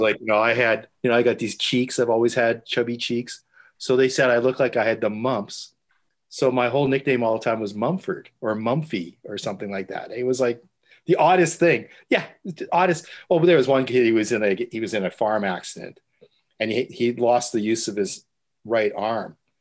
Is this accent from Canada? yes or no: yes; Winnipeg, Manitoba, Canada; now in Halifax, Canada; my father was actually a deacon when I was growing up in the Ukrainian Catholic Church in Winnipeg